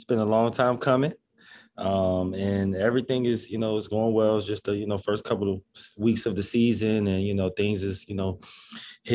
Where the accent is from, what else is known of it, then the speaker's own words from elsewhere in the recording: Washington, District of Columbia, United States; moved away as an adult; now in Chicago, United States; I'm from DC, so it's like we get a, you know, some winters are, you know, worse than others